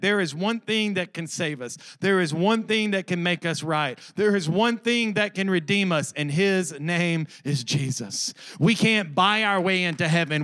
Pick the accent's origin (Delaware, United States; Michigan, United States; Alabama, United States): Alabama, United States; I'm from Alabama.